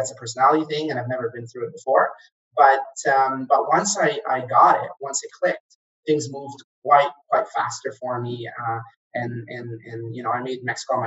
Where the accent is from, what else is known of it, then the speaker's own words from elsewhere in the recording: Kuwait; moved away as an adult; also born or lived in Egypt; now in Canada; I'm originally from Egypt, but I grew up in Kuwait